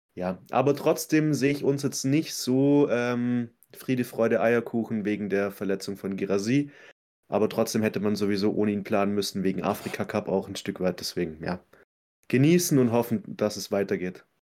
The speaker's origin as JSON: {"language": "German", "area": "Swabia", "region": "Baden-Württemberg", "country": "Germany", "said": "als Schwabe"}